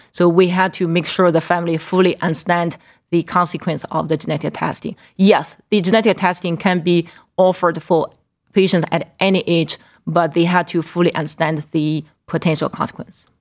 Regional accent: Qingdao, Shandong, China; also born or lived in Northeast Ohio; now in Cleveland, United States; my hometown, Qingdao

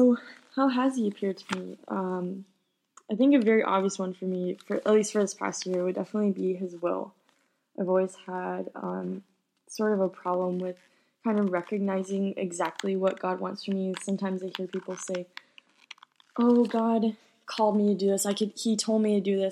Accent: San Antonio, Texas, United States; I was born in San Antonio, Texas

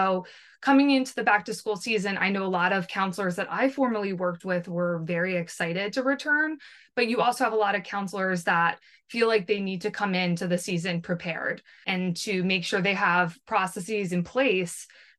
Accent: New Jersey, United States; I am from New Jersey

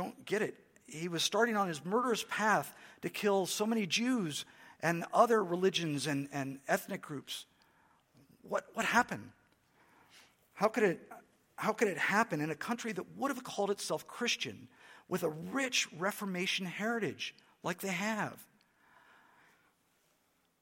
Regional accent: United States; for me as an American

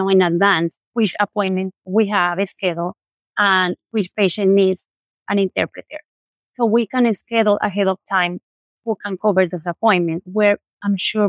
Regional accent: Colombia; moved away; I'm from Colombia

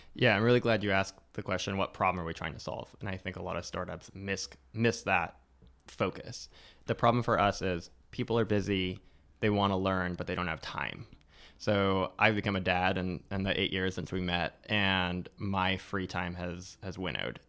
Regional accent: Newport Beach, California, United States; my parents came a couple years before I was born from Eastern Europe, from Romania and Hungary, and they ended up in Newport Beach, California

